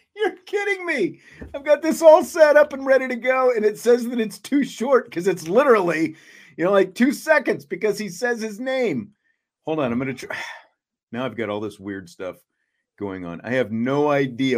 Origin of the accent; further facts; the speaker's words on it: Salina, Kansas, United States; where I'm from, I'm from Salina, Kansas